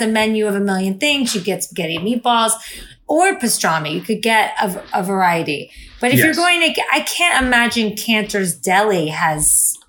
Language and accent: English; South Florida, United States; I mean, I'm from South Florida.